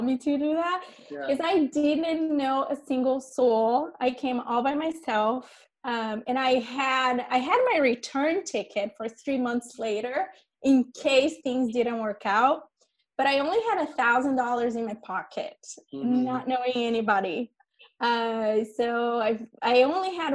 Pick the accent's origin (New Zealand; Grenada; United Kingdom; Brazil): Brazil; moved away as an adult; now in United States; I came from Brazil in 2005. That's when I migrated to the United States. I had just finished college